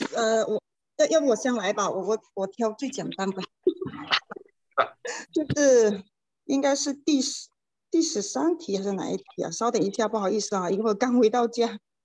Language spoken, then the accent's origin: Chinese; Shanwei, Guangdong, China; also born or lived in Shenzhen; 我之前是在深圳那边生活哦，现在我嗯。就回到汕尾这边